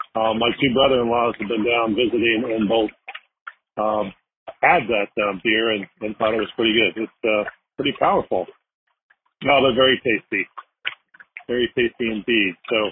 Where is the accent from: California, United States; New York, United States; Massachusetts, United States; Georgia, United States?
Massachusetts, United States; moved away as an adult; now in Florida, United States; Actually, I'm originally from Massachusetts, so that I retired in Florida.